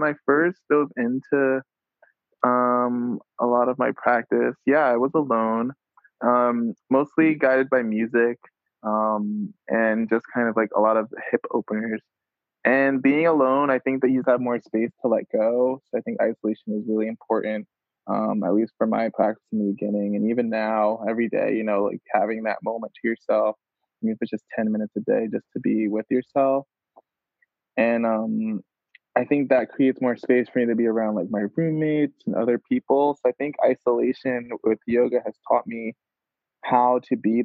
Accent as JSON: {"language": "English", "region": "New York", "country": "United States", "tie": "born or raised there", "also_born_or_lived": "Providence", "moved": "yes", "said": "I grew up in New York, and like I grew up by like a Brooklyn mother"}